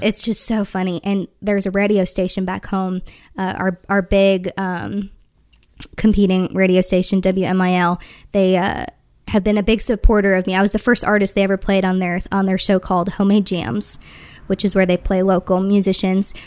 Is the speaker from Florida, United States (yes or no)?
no; Wisconsin, United States; I'm from Wisconsin